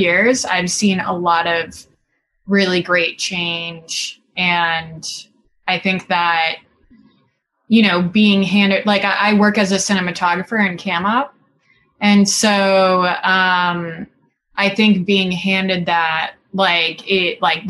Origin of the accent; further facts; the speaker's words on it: Singapore; moved away as an adult; now in Los Angeles, United States; I grew up in Singapore, and then I moved to the United States to go to college.